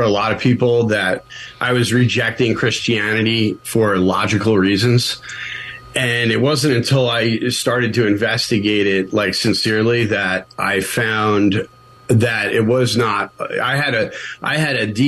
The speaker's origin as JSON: {"language": "English", "region": "New York", "country": "United States", "tie": "born or raised there", "moved": "yes", "said": "I grew up in the Northeast in New York, in the shadow of New York City"}